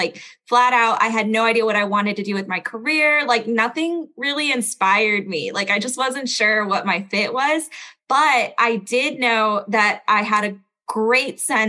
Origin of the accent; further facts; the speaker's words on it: Belgium; accent: standard American; also born or lived in United States; So I was born in Belgium. I was raised in like 6 different countries before moving to the United States. So I'm like Belgian American. That's why I have no accent.